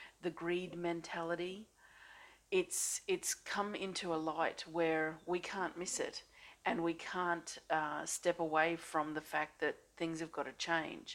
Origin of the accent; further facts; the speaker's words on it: Australia; I'm an Australian energy healer